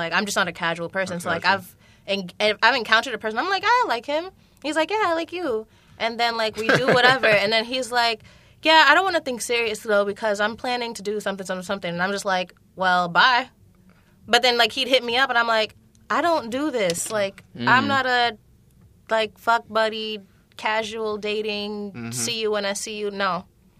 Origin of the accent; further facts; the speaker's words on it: Jamaica; I'm Jamaican, so I think everything is fake.